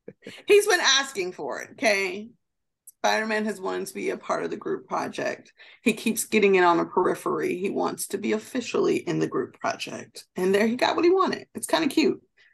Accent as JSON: {"language": "English", "country": "United States", "said": "we're Americans"}